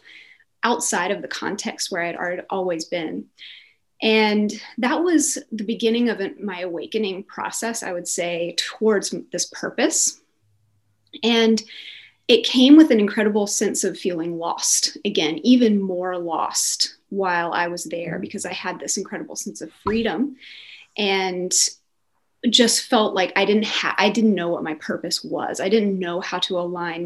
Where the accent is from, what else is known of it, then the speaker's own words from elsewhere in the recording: North Carolina, United States; moved away as an adult; also born or lived in St. Louis, Missouri; now in Zurich, Switzerland; I grew up in North Carolina